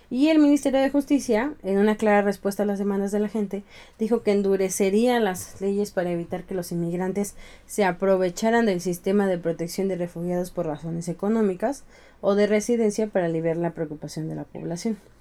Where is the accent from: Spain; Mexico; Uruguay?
Mexico; nosotros somos tequila, mariachi